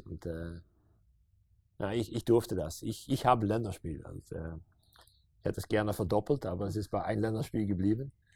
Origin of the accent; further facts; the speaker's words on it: Meerssen, Limburg, Netherlands; German is a second language; now in Maastricht, Netherlands; ich bin hier um die Ecke geboren in Meersen.